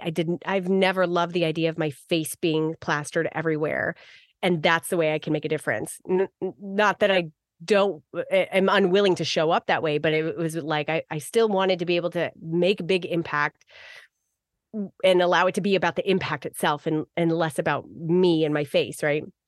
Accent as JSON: {"language": "English", "region": "Arizona", "country": "United States", "tie": "born or raised there", "said": "I grew up in Arizona"}